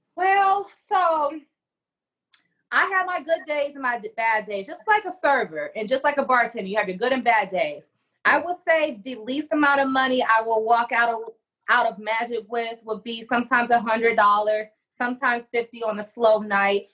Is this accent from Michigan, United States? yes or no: yes; Detroit, Michigan, United States; back to Detroit, my hometown